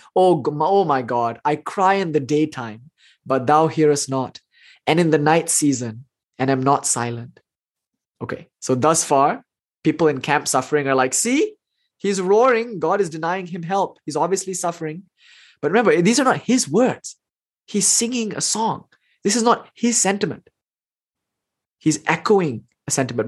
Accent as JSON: {"language": "English", "country": "India", "said": "I'm Indian, so that's in me"}